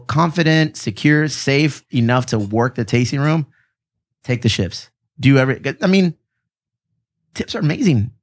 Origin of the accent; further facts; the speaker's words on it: Chula Vista, California, United States; We're from Chula Vista